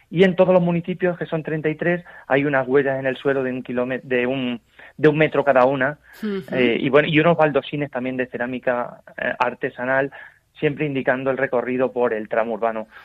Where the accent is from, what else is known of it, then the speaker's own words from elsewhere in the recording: Puente del Arzobispo, Castilla-La Mancha, Spain; En mi pueblo, por ejemplo, en Puente de Arzobispo ahora mismo es una residencia de ancianos preciosa de la diócesis de Toledo, lo que fue el Hospital de Peregrinos.